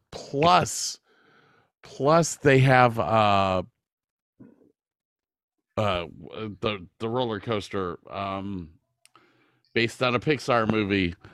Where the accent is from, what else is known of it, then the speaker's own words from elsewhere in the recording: Texas, United States; I'm not a big fan of California. Mm-hmm. Uh, there there are reasons to it. I'm from Texas.